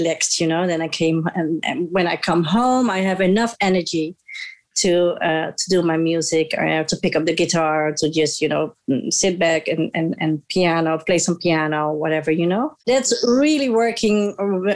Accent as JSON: {"language": "English", "country": "Netherlands", "tie": "born or raised there", "said": "I was born and raised here in the Netherlands."}